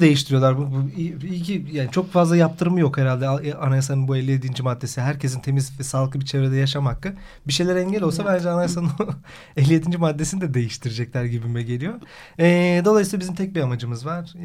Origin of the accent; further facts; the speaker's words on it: Karadeniz Ereğli, Zonguldak, Turkey; Ben Çatalaz Zonguldaklıyım. Karadeniz Ereğli'yim.